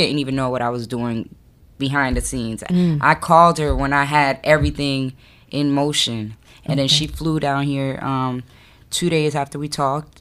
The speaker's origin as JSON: {"language": "English", "town": "Miami", "region": "Florida", "country": "United States", "said": "I'm from Miami."}